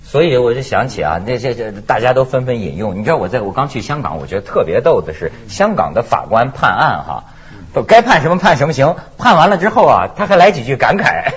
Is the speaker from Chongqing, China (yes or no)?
no; Shijiazhuang, Hebei, China; now in Hong Kong, China; 我的老家，在石家庄